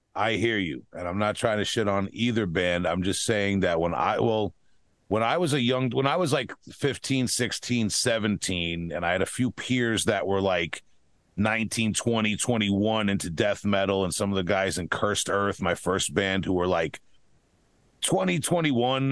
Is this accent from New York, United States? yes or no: yes; Huntington, New York, United States; accent: Long Island; my hometown of Huntington, New York